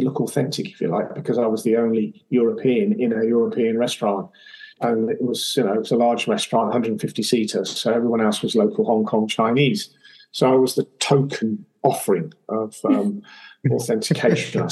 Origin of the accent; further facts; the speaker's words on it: England, United Kingdom; accent: English; in my English accent